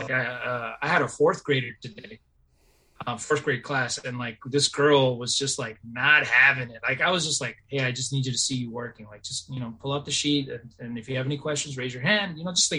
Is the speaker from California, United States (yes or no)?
yes; Bay Area, California, United States; also born or lived in Davis; Like I grew up in the Bay Area, public school, low incomes